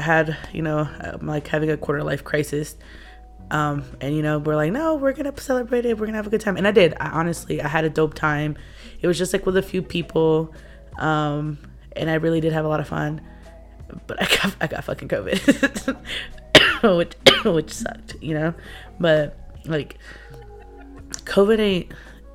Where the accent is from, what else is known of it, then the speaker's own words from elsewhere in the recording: United States; I'm Mexican American